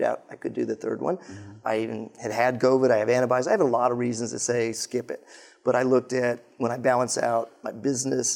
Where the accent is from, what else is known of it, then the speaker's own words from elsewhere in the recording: Colorado, United States; I grew up in Colorado